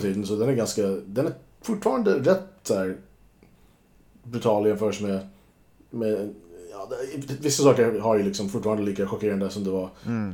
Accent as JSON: {"language": "Swedish", "country": "United States", "tie": "born or raised there", "moved": "yes", "said": "när jag var barn i USA"}